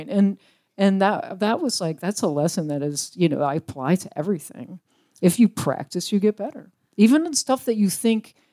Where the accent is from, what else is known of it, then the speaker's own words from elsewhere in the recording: Richmond, Virginia, United States; I grew up in Richmond, Virginia.